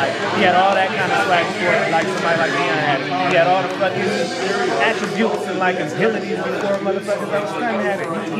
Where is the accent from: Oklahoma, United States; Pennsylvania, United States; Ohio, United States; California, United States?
California, United States; Berkeley; also born or lived in Oakland; I'm also from the East Bay. I'm born in Oakland, raised in Berkeley